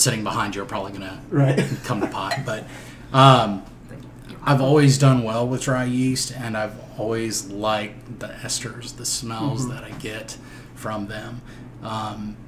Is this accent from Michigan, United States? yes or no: no; Minnesota, United States; moved away as an adult; now in High Point, United States; I traveled actually from Minnesota, which was my hometown. Minneapolis, Minnesota, just north of Minneapolis.